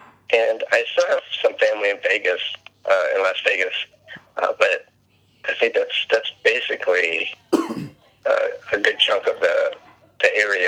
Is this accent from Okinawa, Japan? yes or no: yes; Okinawa, Japan; born there; Okay, so I was born in Okinawa, Japan, by two Filipino people, citizens, and it was on a naval base in Okinawa